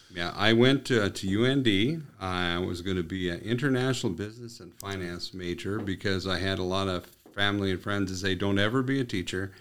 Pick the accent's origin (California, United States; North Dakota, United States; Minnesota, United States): North Dakota, United States; Willow City; moved away as an adult; also born or lived in Arizona / Turtle Mountain Indian Reservation; now in Minot, United States; my hometown of Willow City